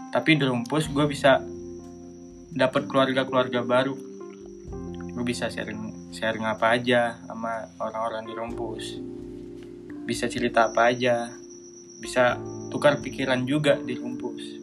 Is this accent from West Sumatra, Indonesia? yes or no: yes; Padang, West Sumatra, Indonesia; moved away as an adult